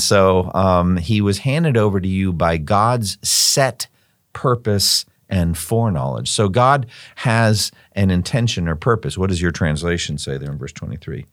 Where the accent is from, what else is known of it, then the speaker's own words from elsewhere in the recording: Boston, Massachusetts, United States; also born or lived in Raleigh-Durham-Chapel Hill, North Carolina; now in Raleigh-Durham area, United States; my hometown, Boston and Cambridge